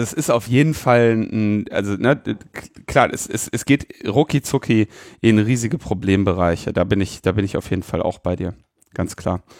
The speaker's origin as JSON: {"language": "German", "country": "Germany", "said": "ich jetzt als äh, Deutscher"}